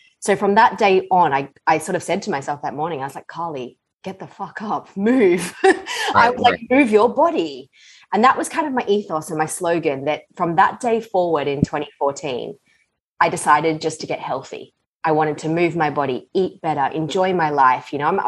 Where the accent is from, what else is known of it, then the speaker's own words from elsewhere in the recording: Australia; moved away as an adult; also born or lived in London, United Kingdom; Yeah, so I'm originally from Australia, born and bred. Nice. When I was 24, I left.